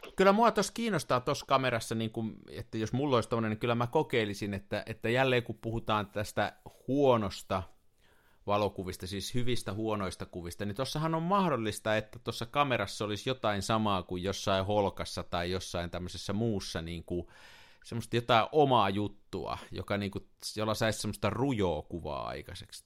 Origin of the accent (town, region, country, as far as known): Tampere, Pirkanmaa, Finland; also born or lived in Turku